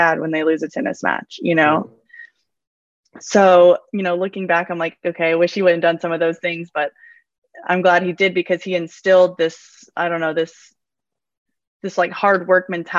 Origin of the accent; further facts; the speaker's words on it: United States; I'm fully American